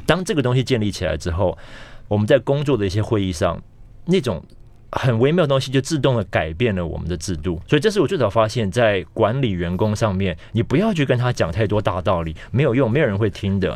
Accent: Taiwan; moved away as an adult; also born or lived in Beijing; 因为我们是台湾人

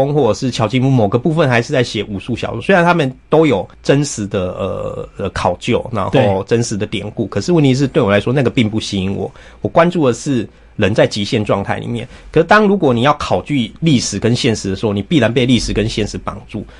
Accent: Taiwan; 处理 我们台湾人的那一种每天都在跟各种狗屁倒灶的事情对抗，然后你又不得不适应的那一种漂流的感觉

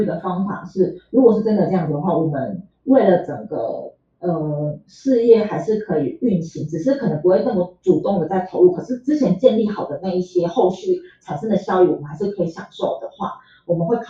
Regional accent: Tainan, Taiwan; 然后因为我是台南人，所以我本来就住家里。

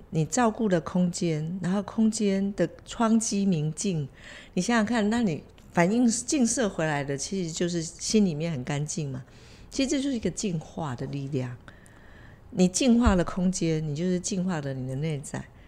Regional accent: Taiwan; 我们台湾人的父母，永远都会给，无止境地给孩子资源

